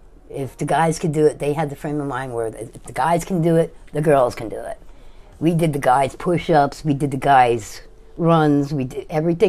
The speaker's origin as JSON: {"language": "English", "town": "Hellertown", "region": "Pennsylvania", "country": "United States", "said": "I'm originally from Hellertown, Pennsylvania."}